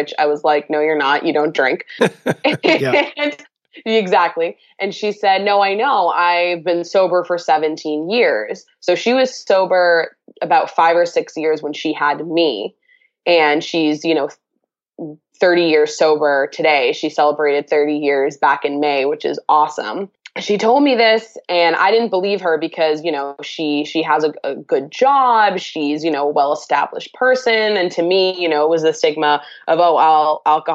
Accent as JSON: {"language": "English", "region": "Massachusetts", "country": "United States", "said": "I'm from Massachusetts."}